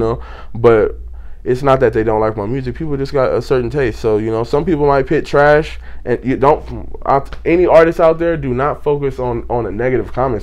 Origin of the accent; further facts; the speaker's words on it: Pasadena, California, United States; now in Victorville, United States; I'm from Pasadena. That's where I was born and raised.